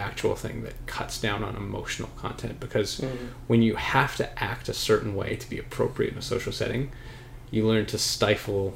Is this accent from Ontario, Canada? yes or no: no; Alberta, Canada; moved away; I'm from Alberta